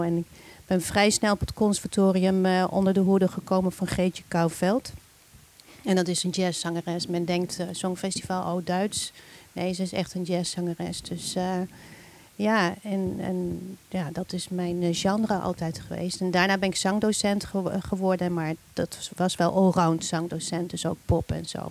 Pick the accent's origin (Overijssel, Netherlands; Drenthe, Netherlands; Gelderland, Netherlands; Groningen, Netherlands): Gelderland, Netherlands; Nijmegen; moved away as an adult; also born or lived in Hilversum / Amsterdam; Ik ben geboren en getogen in Nijmegen